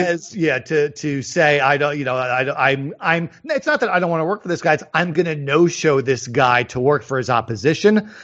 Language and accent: English; Northeast, United States; I grew up in the Northeast